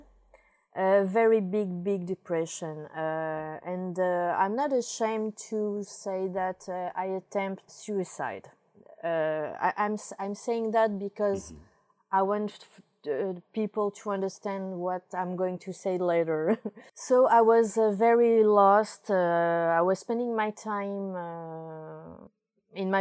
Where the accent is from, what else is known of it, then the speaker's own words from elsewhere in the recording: Paris, Île-de-France, France; moved away as an adult; now in Portugal; I come from France, from Paris